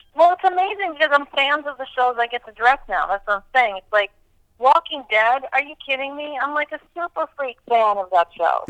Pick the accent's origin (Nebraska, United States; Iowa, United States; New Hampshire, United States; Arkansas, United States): New Hampshire, United States; moved away; I grew up in New Hampshire.